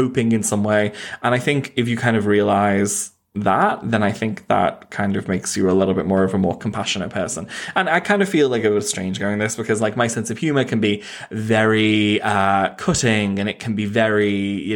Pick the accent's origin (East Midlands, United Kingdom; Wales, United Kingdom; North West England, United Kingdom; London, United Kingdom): North West England, United Kingdom; Knowsley; I grew up in Knowsley, which is like the second or most deprived borough in all of the UK